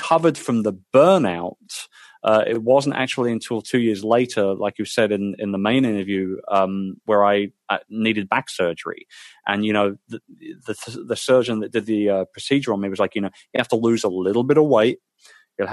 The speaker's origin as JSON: {"language": "English", "country": "United Kingdom", "said": "as a Brit"}